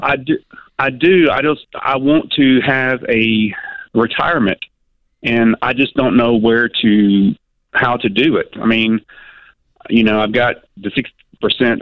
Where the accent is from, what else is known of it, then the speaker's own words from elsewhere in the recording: near Nashville, Tennessee, United States; that's close to my hometown